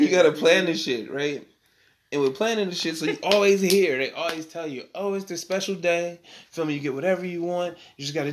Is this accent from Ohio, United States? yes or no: no; Sacramento, California, United States; we broadcast it right now from Sacramento. It's my hometown